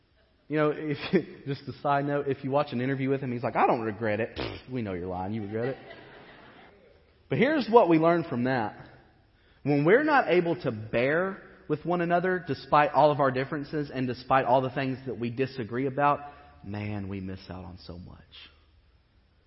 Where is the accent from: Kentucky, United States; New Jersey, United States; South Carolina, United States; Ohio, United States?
Kentucky, United States; Western; I grew up in Western Kentucky where the education is so-and-so.